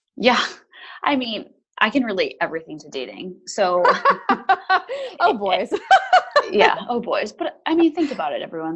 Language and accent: English; United States; now in London, United Kingdom; I am an American living in London